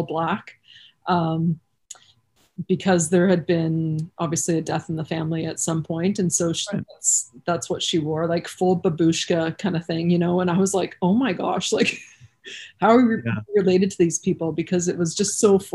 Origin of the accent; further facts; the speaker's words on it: Dundas, Ontario, Canada; now in Saskatoon, Canada; I grew up in Dundas